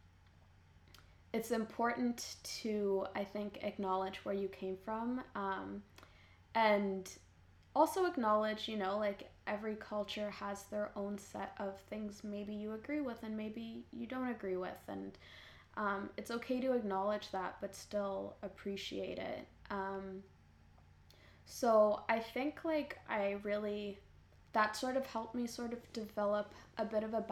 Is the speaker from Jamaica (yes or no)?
no; Canada; I grew up in Canada, which is a very individualistic culture